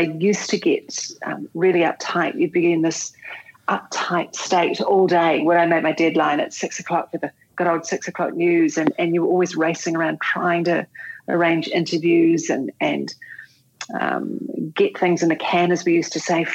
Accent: Canterbury, New Zealand; I was born and bred in Canterbury, and I went to a military camp school. I went to Burnham Military Camp

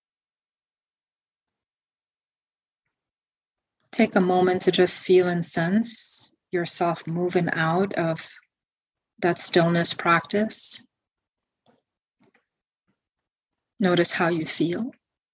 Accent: Guyana; growing up in Guyana, South America

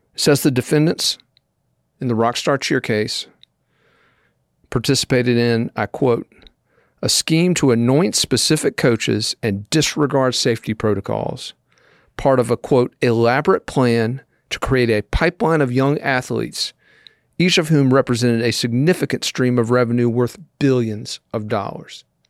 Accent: Columbia, South Carolina, United States; here in Columbia, South Carolina, my hometown

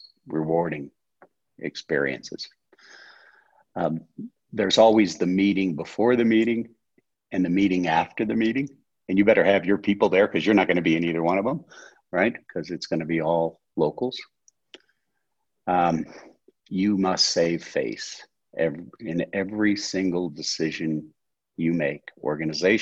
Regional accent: United States; first language English; moved away as an adult; also born or lived in Buenos Aires, Argentina / Singapore

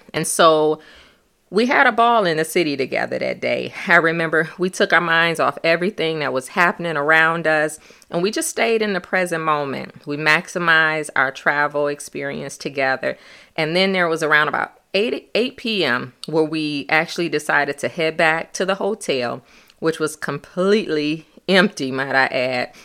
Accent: Michigan, United States; we were from Michigan.

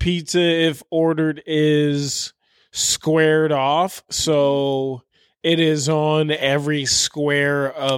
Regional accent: Chicago, Illinois, United States; I'm fucking from the South Side, bitch. Fucking Canaryville, holla, bitch.

